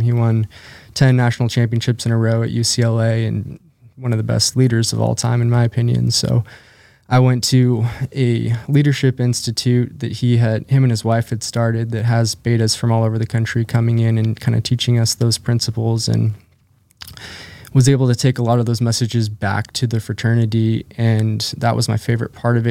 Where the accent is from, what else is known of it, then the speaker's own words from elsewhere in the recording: Spokane, Washington, United States; I grew up in Spokane, Washington